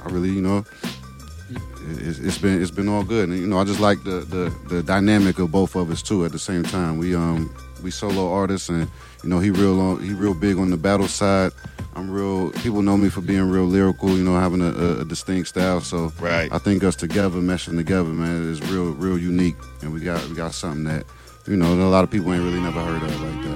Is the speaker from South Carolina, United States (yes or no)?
no; Cleveland, Ohio, United States; moved away; I'm from up north. I'm from Cleveland, right. Ohio